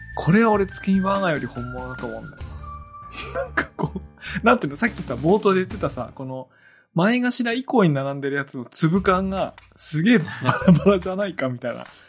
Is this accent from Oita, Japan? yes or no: no; Iwate, Japan; 僕、岩手出身なんですけど